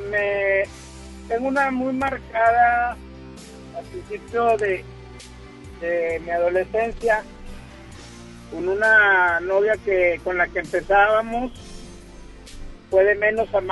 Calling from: Monterrey, Nuevo León, Mexico; vengo de la parte norponiente de, de la ciudad de Monterrey

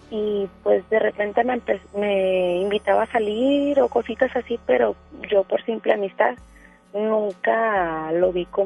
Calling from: Guadalupe, Nuevo León, Mexico; Este, hablo de aquí de Monterrey.

